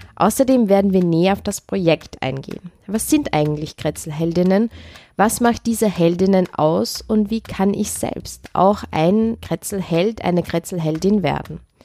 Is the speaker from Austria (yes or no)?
yes; Upper Austria, Austria; ich komme aus Oberösterreich